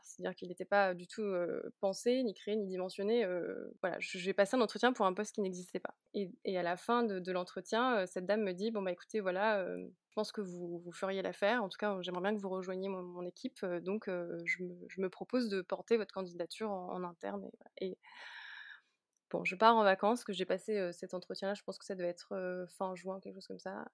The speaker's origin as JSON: {"language": "French", "town": "Lyon", "region": "Auvergne-Rhône-Alpes", "country": "France", "also_born_or_lived": "Münster, Germany / Warsaw, Poland / Brussels, Belgium", "moved": "yes", "lives_now": "Lille, France", "said": "moi je viens de la région lyonnaise, donc de Lyon"}